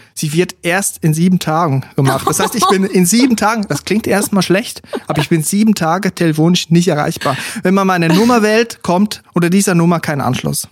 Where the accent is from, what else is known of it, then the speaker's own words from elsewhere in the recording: Switzerland; now in Germany; als Schweizer, als Ausländer in diesem deutschen Lande hier